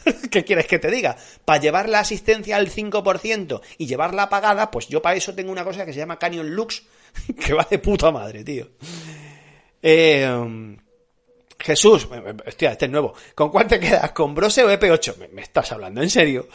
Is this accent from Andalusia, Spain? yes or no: yes; Andalusia, Spain; also born or lived in Granada; now in Madrid, Spain; soy andaluz